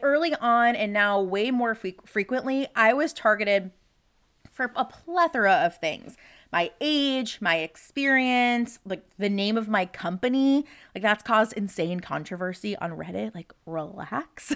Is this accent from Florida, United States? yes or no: yes; Florida, United States; now in Texas, United States; my original home state of Florida